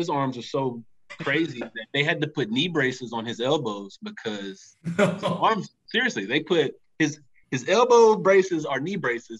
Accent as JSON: {"language": "English", "region": "Tennessee", "country": "United States", "said": "I'm from Tennessee."}